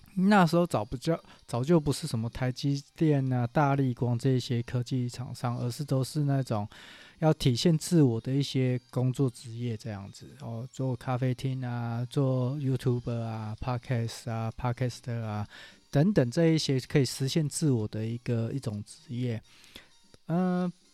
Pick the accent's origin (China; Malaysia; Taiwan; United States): Taiwan; 如果用我们台湾话讲